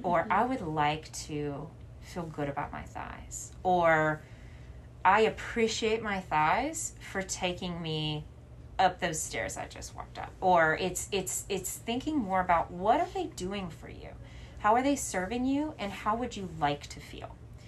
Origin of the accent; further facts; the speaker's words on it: the South, United States; But particularly in the town that I grew up in the South, it was smaller